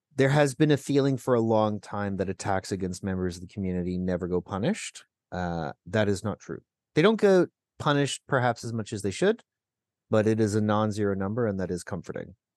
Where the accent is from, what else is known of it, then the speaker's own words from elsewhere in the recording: Burlington, Ontario, Canada; I grew up in Burlington. There's a lot of Latvians in Southern Ontario